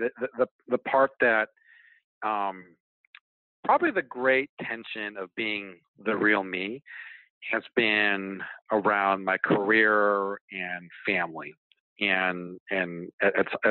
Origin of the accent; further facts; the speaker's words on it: Hawaii, United States; moved away; growing up in Hawaii, like, I just spent an extraordinary amount of time in the ocean.